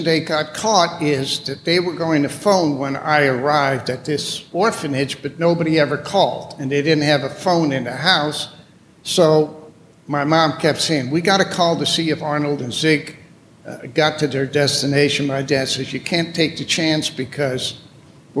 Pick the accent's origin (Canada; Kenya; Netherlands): Netherlands; Amsterdam, North Holland; moved away; I was born in Amsterdam, Holland.